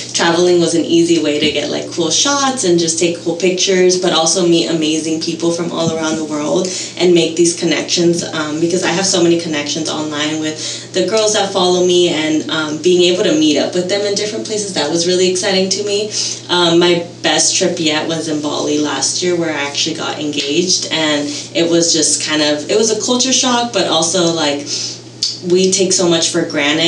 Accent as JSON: {"language": "English", "town": "Norwalk", "region": "California", "country": "United States", "tie": "born or raised there", "also_born_or_lived": "Nicaragua / Long Beach, California", "moved": "as an adult", "lives_now": "Santa Barbara, United States", "said": "we moved to Long Beach, grew up there till I was five, and then moved to Norwalk, which is where I grew up"}